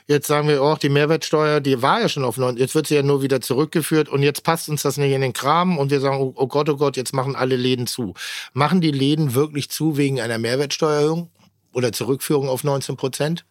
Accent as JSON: {"language": "German", "town": "Pinneberg", "region": "Schleswig-Holstein", "country": "Germany", "moved": "yes", "said": "Ich mag das sehr, wo ich herkomme"}